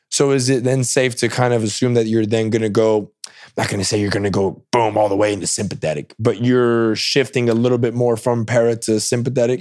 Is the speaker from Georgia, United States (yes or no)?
no; Salinas, California, United States; moved away as an adult; also born or lived in East Tennessee; now in Austin, United States; I grew up in Salinas. It's a huge agriculture city